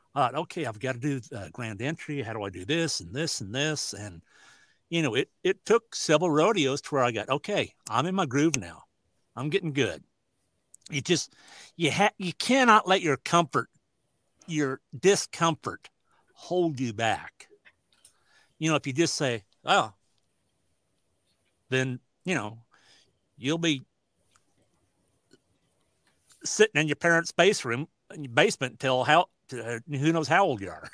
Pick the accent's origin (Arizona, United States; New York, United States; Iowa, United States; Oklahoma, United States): Iowa, United States; Southwest; I was living in Southwest Iowa, in Sydney, Iowa, not too far from my home. And it's pretty good sized PRCA rodeo. So it was like considered my hometown rodeo where everybody knew me.